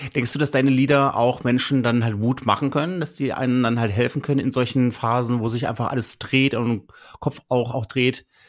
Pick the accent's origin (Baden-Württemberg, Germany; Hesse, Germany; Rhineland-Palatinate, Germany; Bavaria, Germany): Hesse, Germany; North; ich komme ja auch aus halt aus Nordhessen